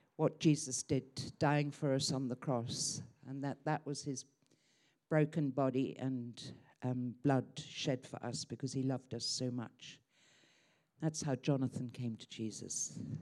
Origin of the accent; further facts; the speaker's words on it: Croydon, London, United Kingdom; moved away as an adult; also born or lived in Hong Kong; I grew up in Croydon, Surrey